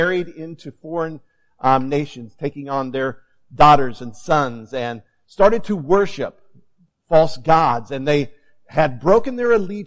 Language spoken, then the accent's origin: English; Hutchinson, Kansas, United States; moved away as an adult; also born or lived in Fort Myers, Florida; now in St. Joseph, United States; we are originally from Hutchinson, Kansas